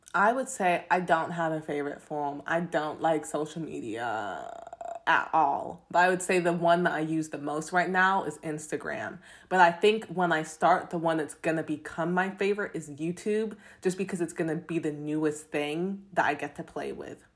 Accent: London, United Kingdom; now in United States; I was born in London. I grew up in London, but then I moved to America. So I got this funny accent

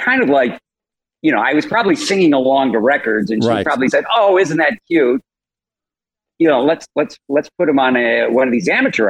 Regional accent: Chicago, Illinois, United States; we moved to the suburbs from Chicago

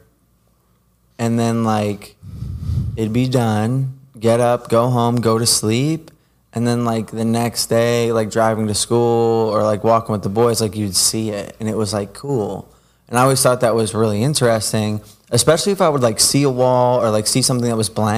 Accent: New Jersey, United States; growing up in Jersey, it was, like, running up the train tracks.

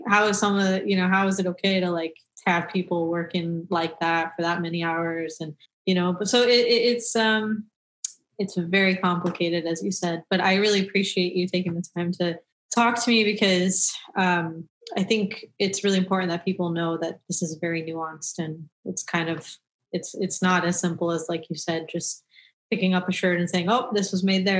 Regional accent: Colorado, United States; also born or lived in Pakistan; Even being from Pakistan originally, it doesn't matter. I go there and I'm like, man, this is messed up. That's messed up. This is, but it's like, yeah, I'm understanding that, but I grew up in Colorado.

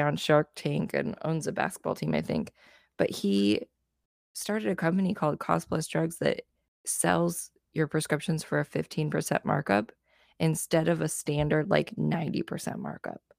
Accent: United States; As an American

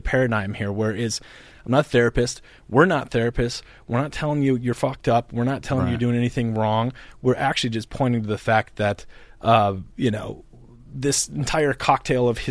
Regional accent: North Dakota, United States; moved away; I grew up in North Dakota

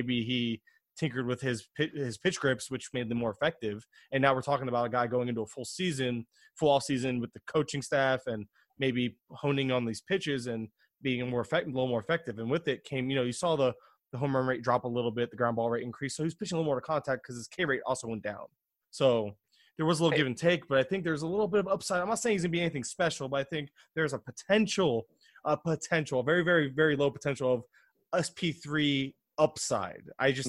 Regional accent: Florida, United States; I'm from Florida. I don't know. We don't do trains and subways.

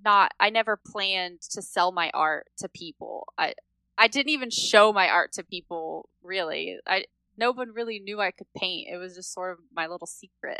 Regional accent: Indiana, United States; I grew up in Indiana on a farm

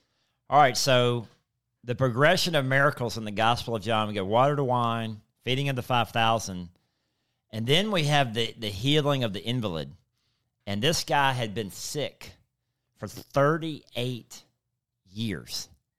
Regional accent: Mississippi, United States; I'm from South Mississippi.

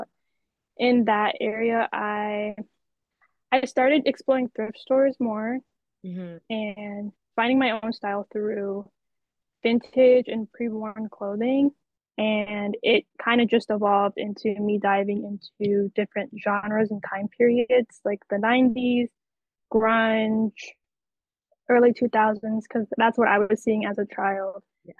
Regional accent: Pennsylvania, United States; now in New York, United States; I'm Pennsylvania.

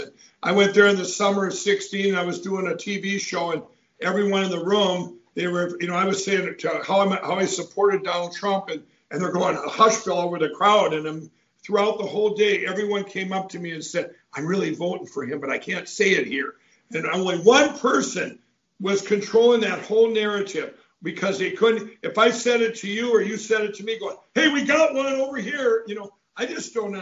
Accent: Minnesota, United States; my home state of Minnesota

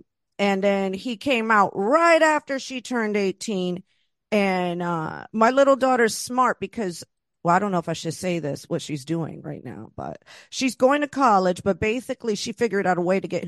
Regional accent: Florida, United States; now in New York, United States; I grew up in Florida

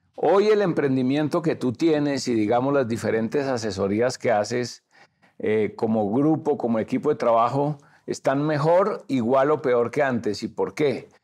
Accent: Colombia; ¿Somos los colombianos buenos trabajadores?

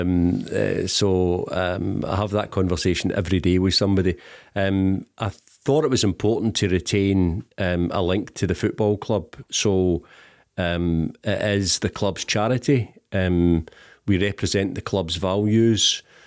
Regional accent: Glasgow, Scotland, United Kingdom; I'm from the East End of Glasgow, um, a couple of miles further east than, than Celtic Park

